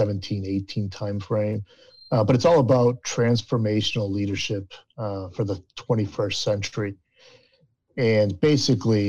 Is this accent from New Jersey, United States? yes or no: no; Waterbury, Connecticut, United States; I'm originally from Waterbury, Connecticut, about 2 hours north of New York City.